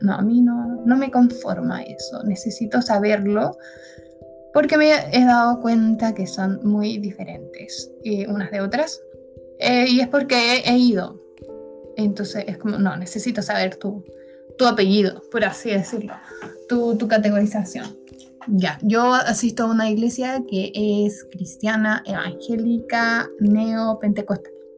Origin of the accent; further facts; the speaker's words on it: Santiago, Santiago Metropolitan Region, Chile; soy de Santiago